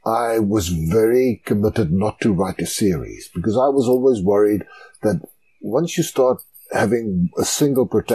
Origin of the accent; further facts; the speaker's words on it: Klerksdorp, North West, South Africa; I grew up in Klerksdorp in the Northwest Province.